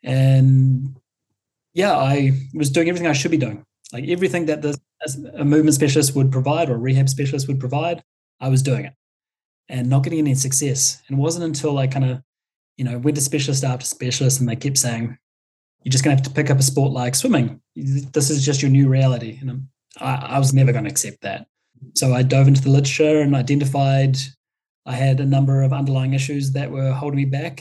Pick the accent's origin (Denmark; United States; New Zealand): New Zealand; a classic Kiwi that I am